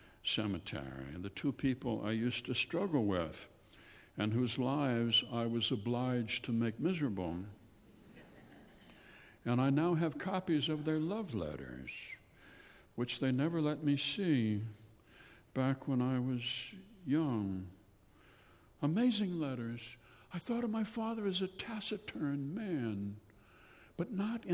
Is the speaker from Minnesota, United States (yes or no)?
yes; Anoka, Minnesota, United States; growing up in Anoka, which was fast becoming a suburb of Minneapolis